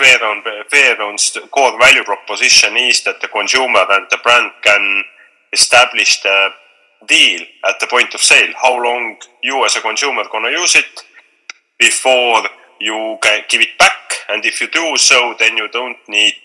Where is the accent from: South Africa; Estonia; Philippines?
Estonia; Tallinn, Harju County; from Tallinn, Estonia